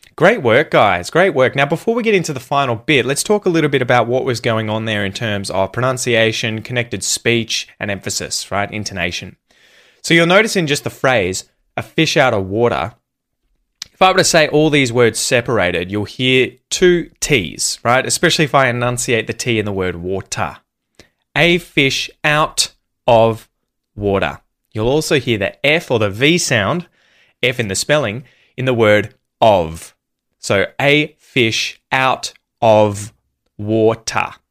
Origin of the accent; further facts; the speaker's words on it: Australia; It was filmed where I grew up.